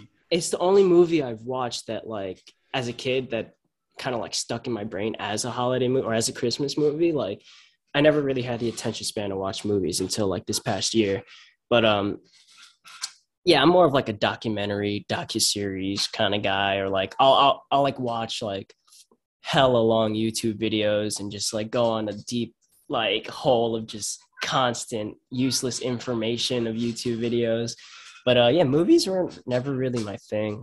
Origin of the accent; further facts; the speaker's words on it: Huntington Station, New York, United States; I'm from Huntington. I'm from Huntington Station